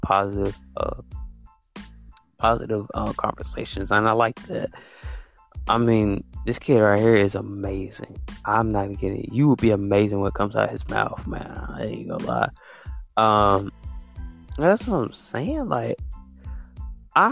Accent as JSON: {"language": "English", "region": "Alabama", "country": "United States"}